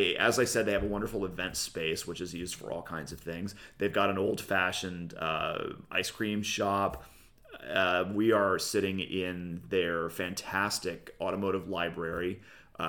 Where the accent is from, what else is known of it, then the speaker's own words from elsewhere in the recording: El Segundo, California, United States; here in El Segundo, my hometown.